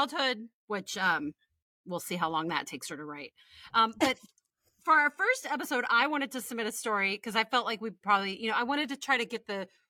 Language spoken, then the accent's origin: English; Midland, Texas, United States; moved away as an adult; also born or lived in Houston, Texas; now in Virginia, United States; We grew up in Midland, Texas until I was 12. For the last 2 years before we picked up and moved across the state to Houston